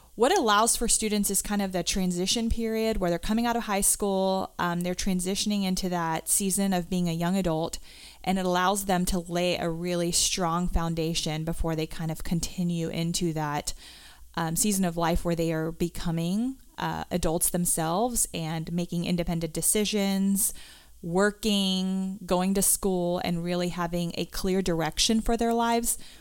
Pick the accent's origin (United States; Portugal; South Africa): South Africa; moved away; I grew up in South Africa